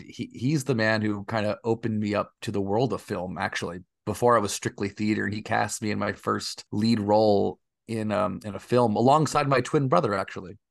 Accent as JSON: {"language": "English", "town": "Oakdale", "region": "California", "country": "United States", "tie": "born or raised there", "also_born_or_lived": "New Jersey / Texas", "lives_now": "Los Angeles, United States", "said": "I mostly grew up in a small town in the Central Valley of California called Oakdale, California"}